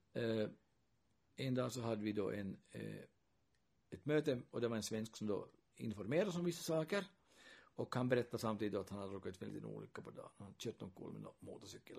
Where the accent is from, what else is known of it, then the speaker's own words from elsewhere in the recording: Kokkola, Central Ostrobothnia, Finland; first language Swedish; Och redan när jag växte upp här så, så hade jag nog finska vänner. Och intressant fenomenet var ju då i Hakkalax där jag växte upp